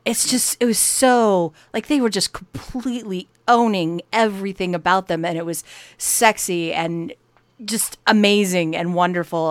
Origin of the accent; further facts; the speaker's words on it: United States; we're American